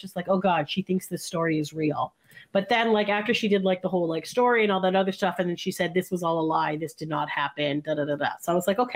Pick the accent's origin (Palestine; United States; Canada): Canada; Canadians were, we are Canadian.